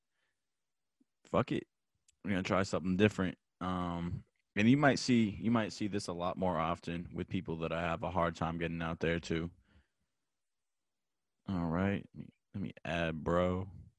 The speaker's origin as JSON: {"language": "English", "region": "New Hampshire", "country": "United States", "tie": "born or raised there", "moved": "as an adult", "lives_now": "North Carolina, United States", "said": "I'm in New Hampshire, my home state right now, not in North Carolina"}